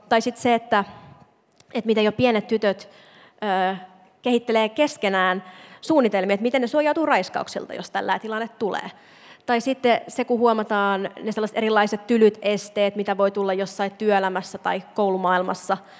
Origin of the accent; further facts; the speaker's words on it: Imatra, South Karelia, Finland; moved away; mä itse mä oon Imatralta, ja siellä ei niin kun, feminismistä juuri puhuttu. Ja tota, me jotenkin ajattelen aina niitä sellaisia imatralaisia tyttöjä. Sellainen, niin kuin minäkin olin